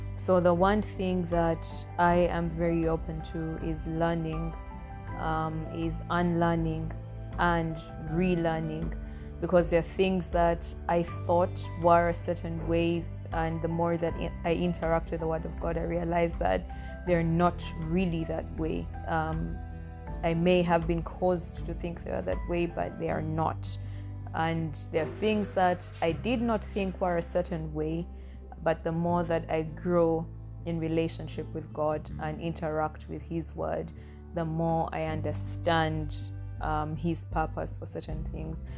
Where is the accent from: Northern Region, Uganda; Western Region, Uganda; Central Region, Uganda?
Northern Region, Uganda; I am Ugandan. I come from Uganda. I am an Acholi from the northern part of Uganda